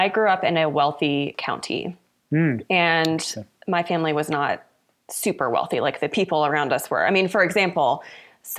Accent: Louisville, Kentucky, United States; moved away as an adult; now in Colorado Springs, United States; I grew up in Louisville, Kentucky

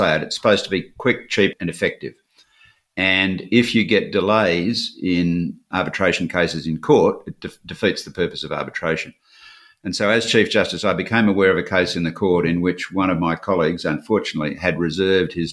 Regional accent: Perth, Western Australia, Australia; growing up in Western Australia

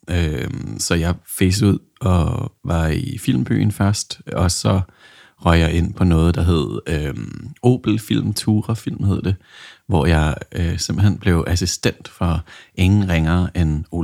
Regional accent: New Zealand; also born or lived in England; jeg kan jo sige måske lidt om min baggrund, at jeg er vokset op på New Zealand og født i North England, og der, der startede man jo en lille smule tidligere

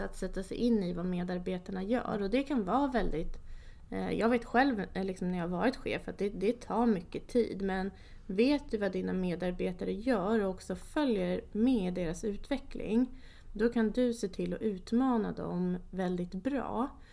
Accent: Enköping, Uppsala County, Sweden; also born or lived in Kristianstad; Jag är född och uppvuxen i Enköping.

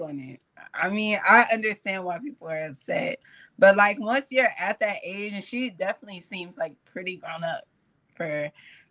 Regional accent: Pine Bluff, Arkansas, United States; now in Texas, United States; back home in Arkansas, like, and I'm from like a small town in Arkansas

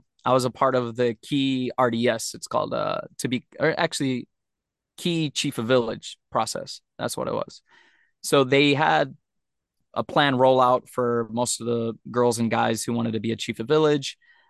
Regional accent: Turks & Caicos Islands; now in Japan; I come from Turks and Caicos. I want to do some crazy, weird stuff.

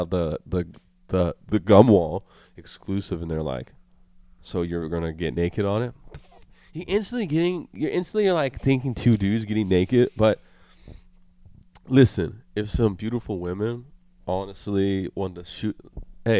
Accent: Colorado, United States; also born or lived in Florida; I moved from Florida to Colorado as a kid

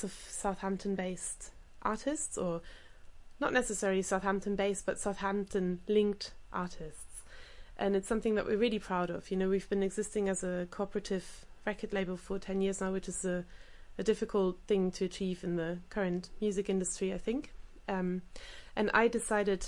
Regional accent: Germany; moved away; having grown up in Germany playing the accordion

